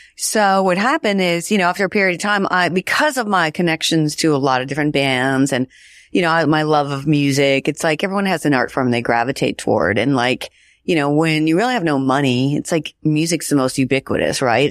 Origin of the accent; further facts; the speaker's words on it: Washington, United States; I grew up in Washington State.